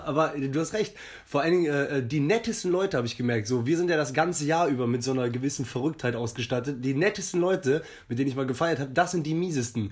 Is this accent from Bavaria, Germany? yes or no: no; Jülich, North Rhine-Westphalia, Germany; moved away as an adult; also born or lived in Hamburg; now in Cologne, Germany; Hamburg, groß geworden in Jülich und jetzt Kölner, seit zehn Jahren.